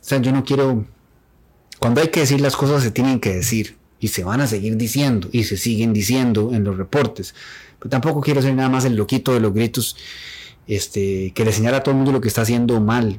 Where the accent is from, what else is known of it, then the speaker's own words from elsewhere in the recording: Turrialba, Cartago, Costa Rica; Ambos somos oriundos de Turrialba